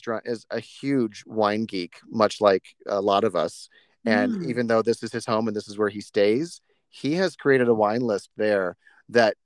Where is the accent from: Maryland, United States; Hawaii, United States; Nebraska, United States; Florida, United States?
Nebraska, United States; Juniata; moved away; my farmhouse is 2 miles outside of my hometown called Junietta